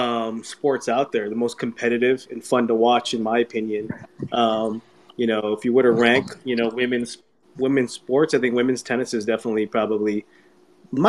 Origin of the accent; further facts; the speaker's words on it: Canada; also born or lived in New Jersey; now in United States; being Canadian myself, even though I live in the States.